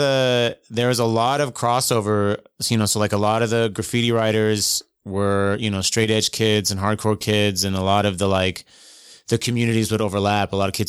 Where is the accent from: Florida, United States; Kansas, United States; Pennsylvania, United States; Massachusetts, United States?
Kansas, United States; Clay Center; born there; also born or lived in North Carolina / Germany; I was born in Kansas, of all places.